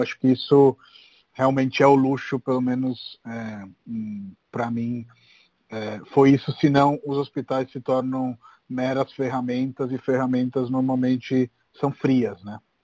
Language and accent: Portuguese; Rome, Lazio, Italy; now in Brazil; eu sou de Roma